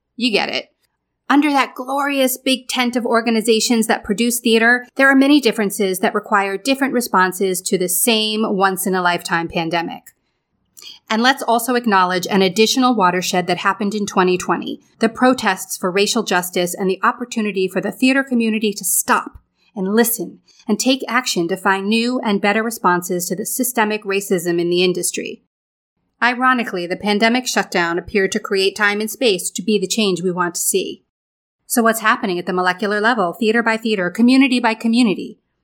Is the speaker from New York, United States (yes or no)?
yes; Lake George, New York, United States; now in New York City, United States; I grew up in Lake George, New York, which I like to say is a small town with a very big lake